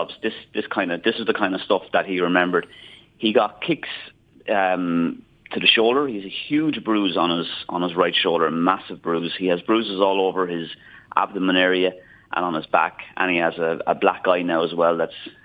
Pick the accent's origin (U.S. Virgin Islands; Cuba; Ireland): Ireland; Enniscorthy, Leinster; I'm a very proud Wexford man. I'm originally from Enniscorthy.